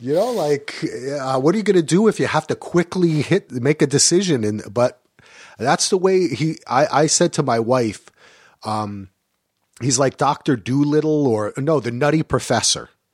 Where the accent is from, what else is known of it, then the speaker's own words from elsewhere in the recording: United States; moved away as an adult; also born or lived in Greensboro, North Carolina; things that I grew up with in New York and New Jersey